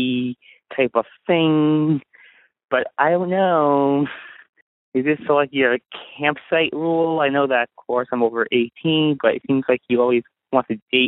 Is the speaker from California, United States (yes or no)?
yes; San Francisco, California, United States; I'm from San Francisco